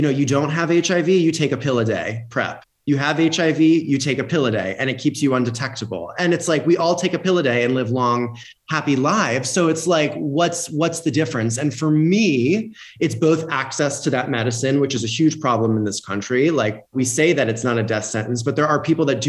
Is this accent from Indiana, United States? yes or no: no; Florida, United States; growing up where we grew up in Florida